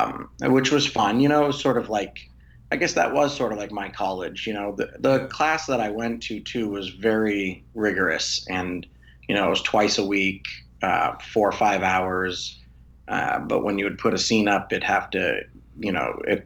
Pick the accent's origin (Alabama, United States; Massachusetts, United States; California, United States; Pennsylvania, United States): Massachusetts, United States; Boston; now in Los Angeles, United States; I'm from Boston. Born and raised